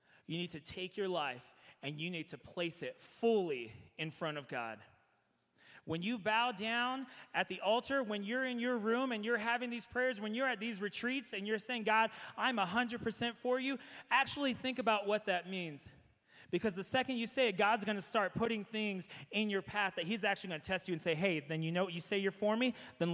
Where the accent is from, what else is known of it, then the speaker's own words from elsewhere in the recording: San Antonio, Texas, United States; Growing up in San Antonio, if you did an Easter egg hunt, you had those cascarones